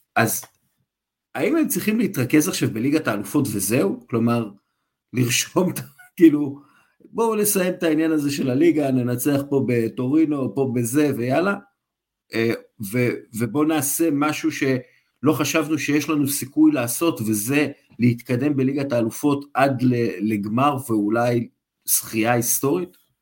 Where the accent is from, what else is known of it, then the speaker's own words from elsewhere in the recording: Israel; אנחנו בתור ישראלים, אנחנו יודעים שלא תמיד קל לנו להתבטא בשפה אחרת